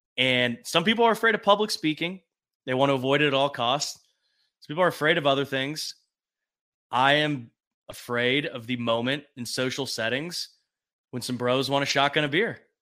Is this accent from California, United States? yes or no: yes; California, United States; the Californian that I am